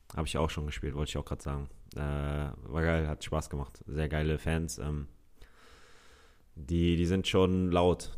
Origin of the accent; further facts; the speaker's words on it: Hamburg, Germany; Ich bin Hamburger Jung